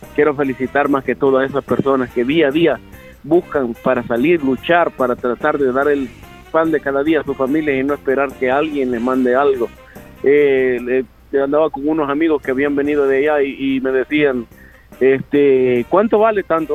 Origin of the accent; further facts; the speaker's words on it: San José de la Fuente, La Unión, El Salvador; moved away; desde que me había ido desde el 2002, no había pasado una fiesta patronal en mi pueblo